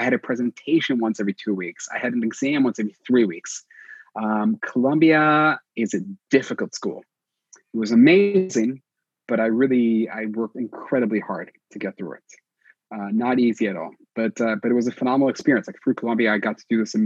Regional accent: Israel; English is a second language; moved away as an adult; also born or lived in New York, United States; when I come back to Israel

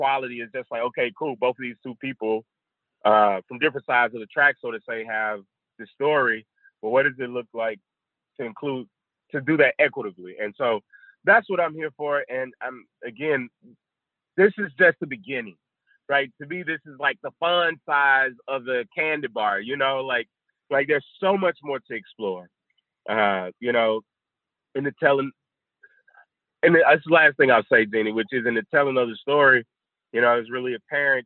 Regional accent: Mississippi, United States; moved away; I'm from Mississippi, a little town north of Jackson called Cannon

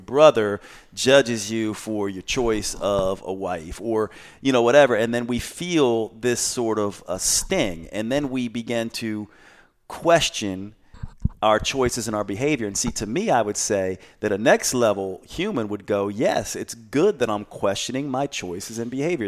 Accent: the South, United States; Growing up in the South

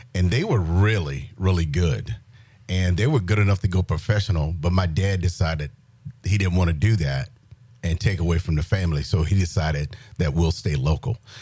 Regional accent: Johnsonville, South Carolina, United States; moved away as an adult; born and raised in South Carolina, a little small town called Johnsonville

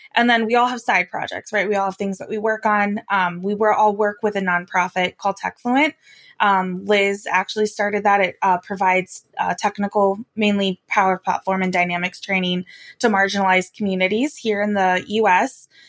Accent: Wyoming, United States; I'm from Wyoming

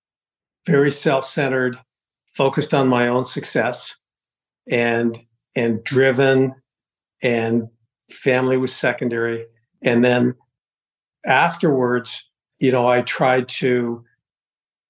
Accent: Toronto, Ontario, Canada; moved away as an adult; also born or lived in Atlanta / Puerto Rico / Mexico / Dallas; now in United States; I was born in Canada, Toronto, grew up there, moved to the U.S. later in life.

